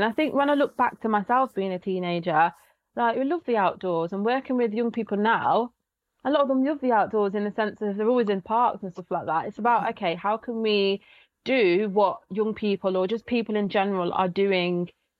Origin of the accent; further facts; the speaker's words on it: Coventry, West Midlands, United Kingdom; So I was brought up in Coventry, born and bred. My parents are, my background's from Barbados and Jamaica.